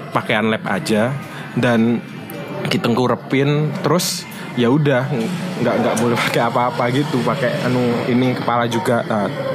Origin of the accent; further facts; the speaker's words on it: Surabaya, East Java, Indonesia; aku juga apa ya orang Surabaya asli